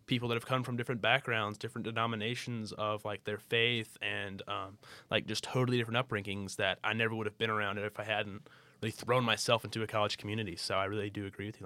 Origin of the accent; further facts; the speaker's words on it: Birmingham, Alabama, United States; I'm from Birmingham, And so when I was going to college in Birmingham